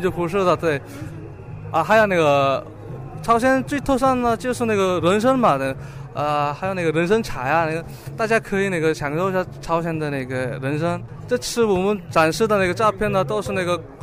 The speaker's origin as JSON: {"language": "Chinese", "country": "North Korea", "second_language": "Chinese", "moved": "as an adult", "lives_now": "Beijing, China", "said": "我是来自朝鲜的"}